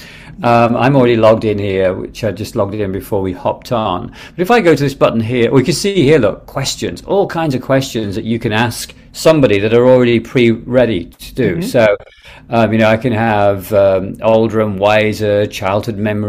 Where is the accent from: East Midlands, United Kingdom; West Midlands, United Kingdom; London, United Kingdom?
East Midlands, United Kingdom; Derby; I was born in Derby, England.